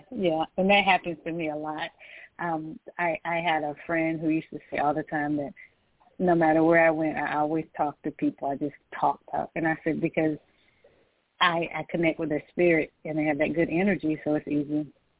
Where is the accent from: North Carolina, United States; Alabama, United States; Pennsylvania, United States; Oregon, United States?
North Carolina, United States; I'm calling from Georgia. But I'm from North Carolina.